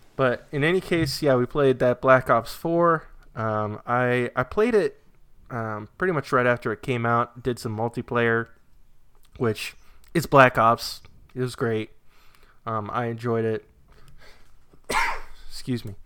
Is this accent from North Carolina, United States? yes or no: no; New Hampshire, United States; now in Virginia, United States; I grew up in New Hampshire